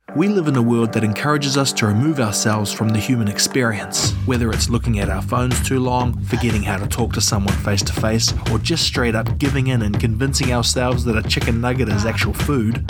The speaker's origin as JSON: {"language": "English", "country": "New Zealand", "said": "I'm a podcaster from New Zealand."}